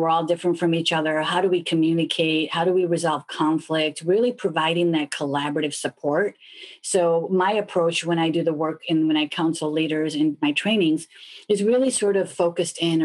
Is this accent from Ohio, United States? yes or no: no; Chicago, Illinois, United States; moved away; I'm originally from Chicago